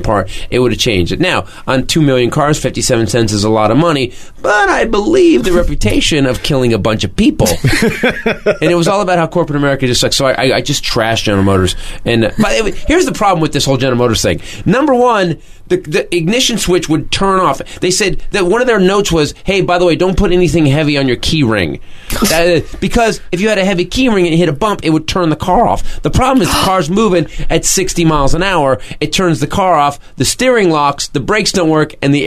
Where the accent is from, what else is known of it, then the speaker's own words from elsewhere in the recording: Fremont, California, United States; my hometown, Fremont, California